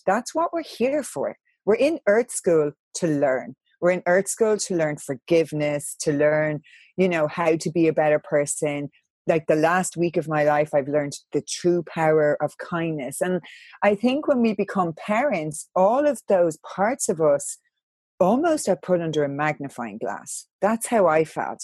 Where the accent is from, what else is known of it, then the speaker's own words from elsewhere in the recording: Ireland; I'm from Catholic Ireland